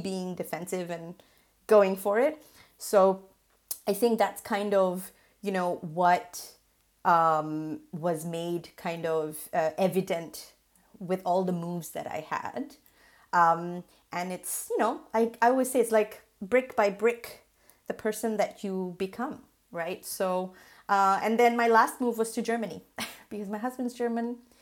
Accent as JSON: {"language": "English", "country": "Singapore", "tie": "born or raised there", "moved": "yes", "said": "I was born and raised in Singapore to migrant parents"}